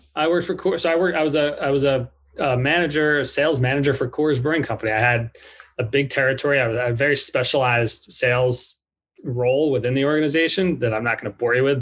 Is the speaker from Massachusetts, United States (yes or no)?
no; Blue Bell, Pennsylvania, United States; moved away as an adult; also born or lived in New York / Dallas, Texas / Orange County, California; now in California, United States; stayed in Philly because I, that's where I grew up, second grade on